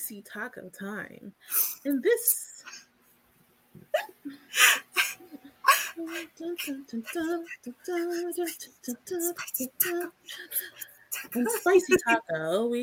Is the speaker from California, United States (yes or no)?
yes; California, United States; we're from California